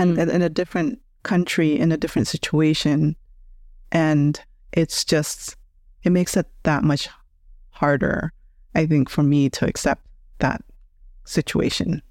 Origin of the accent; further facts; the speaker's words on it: United States; I grew up here in the States